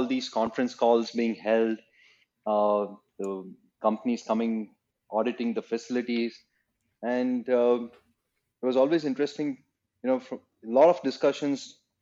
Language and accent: English; Chennai, Tamil Nadu, India; also born or lived in Cardiff; my growing years were in Chennai